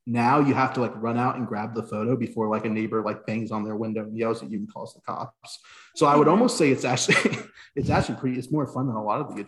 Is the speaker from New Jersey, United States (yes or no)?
no; Tampa, Florida, United States; As we established from the get-go. I'm born and raised in Florida, specifically Tampa.